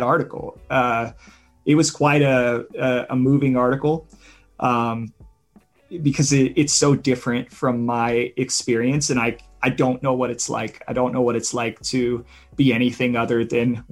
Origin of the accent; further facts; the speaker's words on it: Midwestern United States, United States; I grew up in Midwestern United States